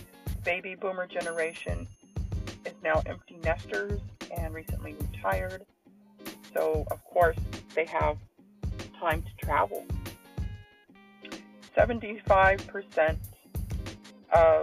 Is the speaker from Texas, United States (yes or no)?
yes; San Antonio, Texas, United States; my hometown, San Antonio